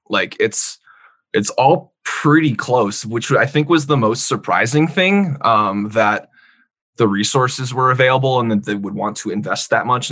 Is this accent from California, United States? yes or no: yes; California, United States; moved away as an adult; also born or lived in Boise, Idaho; now in Laramie, United States; I say California